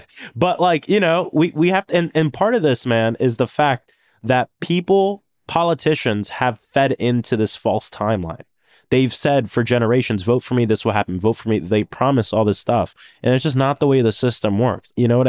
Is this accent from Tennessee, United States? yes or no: no; Florida, United States; I'm from Florida. I'm from the South. I'm from a different area.